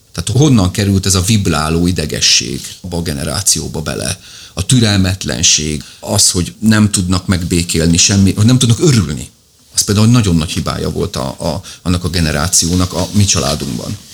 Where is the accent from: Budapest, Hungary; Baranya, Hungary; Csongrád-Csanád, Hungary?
Csongrád-Csanád, Hungary; Szegvár; a nagyszülőknél éltünk. Tehát, hogy én benne voltam, és nem úgy, hogy a hétvégén elvittek, hanem ott nőttem föl